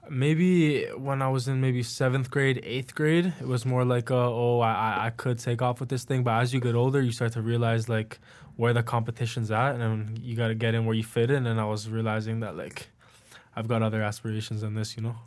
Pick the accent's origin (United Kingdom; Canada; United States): Canada; Richmond Hill, Ontario; now in Toronto, Canada; I grew up in Richmond Hill